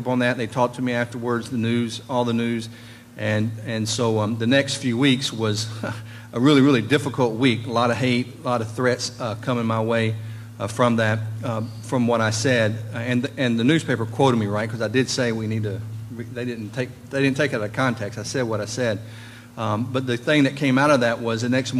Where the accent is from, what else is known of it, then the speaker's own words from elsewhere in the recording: Nashville, Tennessee, United States; now in Franklin, United States; I've been born and raised in Nashville